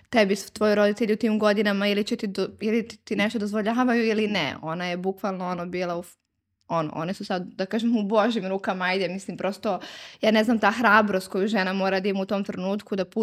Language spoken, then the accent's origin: Croatian; Zubin Potok, Kosovo; now in Belgrade, Serbia; mi smo iz Ubenog potoka sa Kosova i Metohije